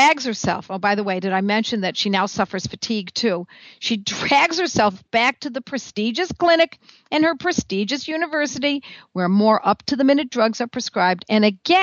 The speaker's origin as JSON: {"language": "English", "town": "Buffalo", "region": "New York", "country": "United States", "tie": "born or raised there", "said": "on the trees on my street growing up in Buffalo, New York."}